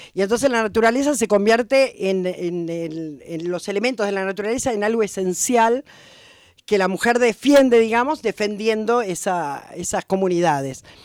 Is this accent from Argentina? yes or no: yes; Buenos Aires, Argentina; accent: porteño; moved away as an adult; now in Catamarca, Argentina; Sí, soy de Buenos Aires, claramente porteña, en mi, en mi acento y en mis ritmos.